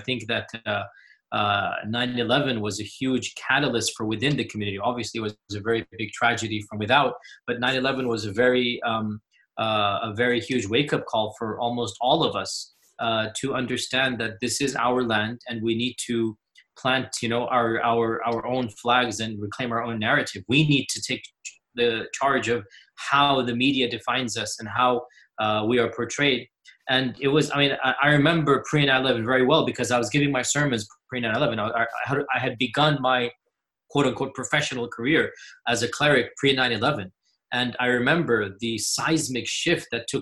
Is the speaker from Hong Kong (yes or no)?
no; Houston, Texas, United States; I was born in the 70s. There was only one main mosque in Houston at the time. My father was one of the founders of that mosque